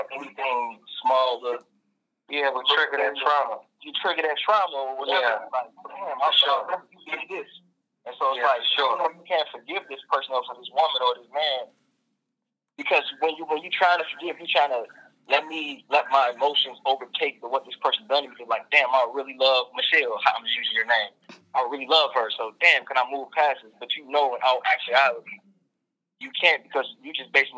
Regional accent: Chicago, Illinois, United States; also born or lived in London, England; I'm from Chicago. I was born in London, England.

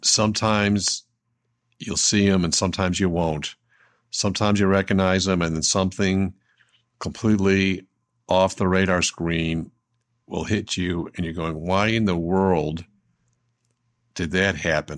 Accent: Buffalo, New York, United States; I was seven years old in second grade, and growing up in Buffalo, New York

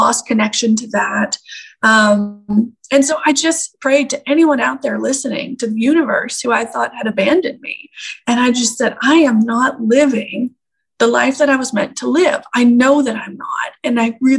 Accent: Canada; I grew up in Canada

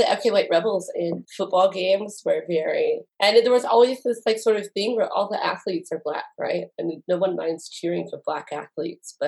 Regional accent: Lake Charles, Louisiana, United States; moved away as an adult; now in Utah, United States; I grew up in Lake Charles, Louisiana

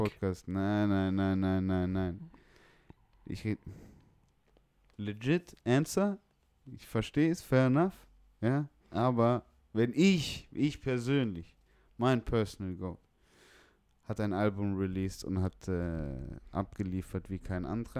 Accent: Bremen, Germany; also born or lived in East Frisia; ich bin gebürtiger Bremer

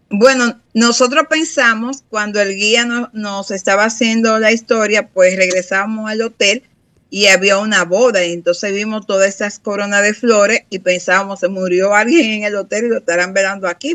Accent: Higüey, La Altagracia, Dominican Republic; moved away; Higüey, que es el municipio donde yo nací

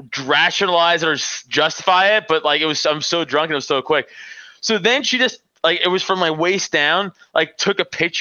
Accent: New York City, New York, United States; moved away as an adult; now in Pennsylvania, United States; I live in PA now, but you know, I'm from Staten Island.

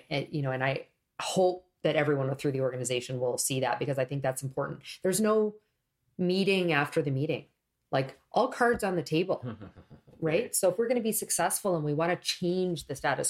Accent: Canada; I was born in Canada

